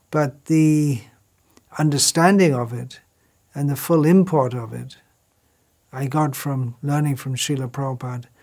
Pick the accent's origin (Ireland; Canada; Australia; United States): Ireland; moved away as an adult; now in England; So I came from Ireland to England and found out the phone number.